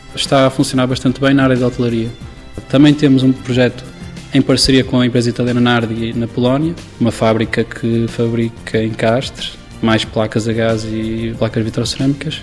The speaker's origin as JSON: {"language": "Portuguese", "country": "Portugal"}